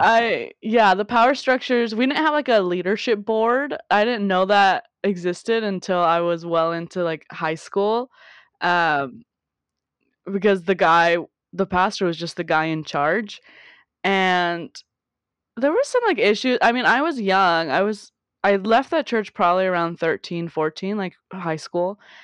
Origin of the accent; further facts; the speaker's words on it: South Gate, California, United States; I grew up in Southern California, Southgate specifically, um, on the eastern, southern side of L